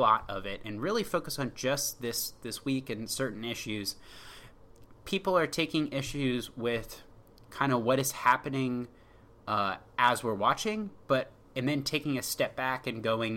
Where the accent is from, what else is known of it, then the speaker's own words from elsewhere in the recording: Washington, District of Columbia, United States; I'm from Washington area. I've rooted for Washington D.C. sports teams.